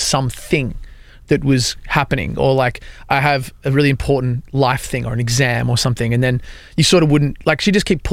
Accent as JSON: {"language": "English", "country": "Australia", "moved": "as an adult", "lives_now": "Nashville, United States", "said": "I'm from Australia"}